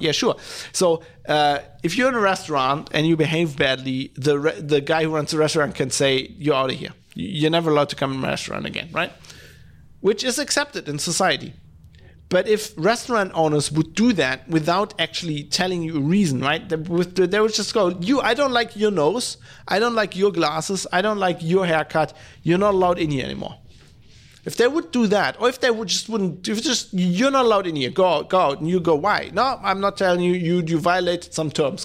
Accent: Germany; I come from Germany

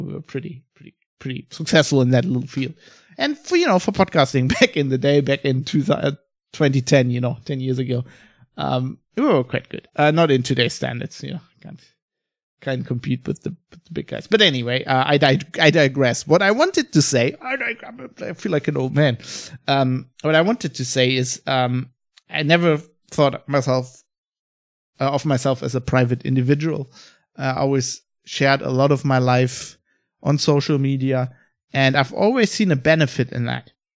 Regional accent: Germany; also born or lived in Australia / United Kingdom; I live in Germany. I'm fr-, I'm from Germany

